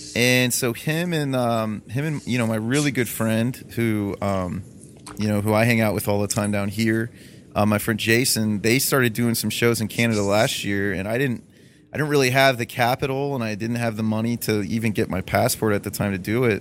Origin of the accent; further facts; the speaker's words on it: Toledo, Ohio, United States; I'm from Toledo, Ohio, which is still very much so blue collar